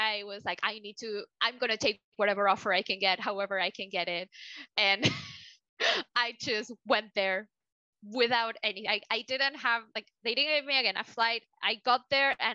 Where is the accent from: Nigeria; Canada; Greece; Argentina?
Argentina; moved away; I'm from Argentina, South America